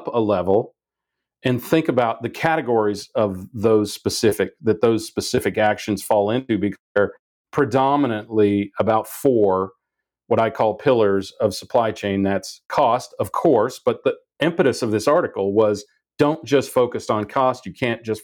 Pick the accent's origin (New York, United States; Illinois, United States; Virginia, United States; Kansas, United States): Kansas, United States; Wichita; I grew up in Wichita, Kansas